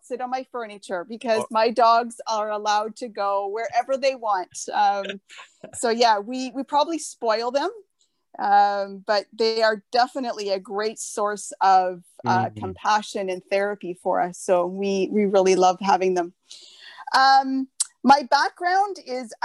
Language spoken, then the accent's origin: English; just outside of Sudbury, Ontario, Canada; now in Cambridge, Canada; I grew up actually just outside of Sudbury up north.